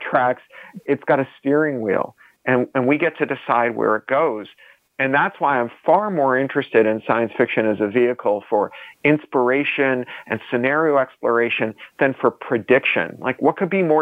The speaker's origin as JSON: {"language": "English", "country": "Canada", "said": "I'm a Canadian"}